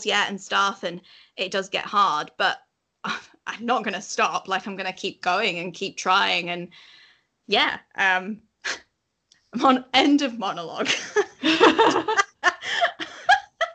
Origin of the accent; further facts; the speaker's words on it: Yorkshire and the Humber, United Kingdom; accent: Yorkshire; my Yorkshire accent's authentic